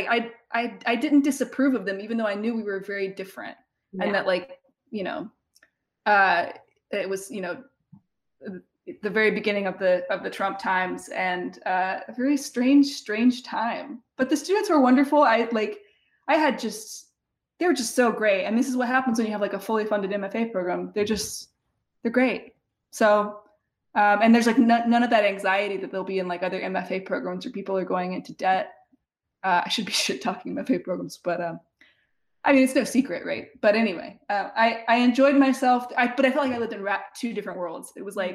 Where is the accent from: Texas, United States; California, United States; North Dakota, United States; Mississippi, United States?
Mississippi, United States; moved away; Ole Miss is like a, you know, hour drive or less from my hometown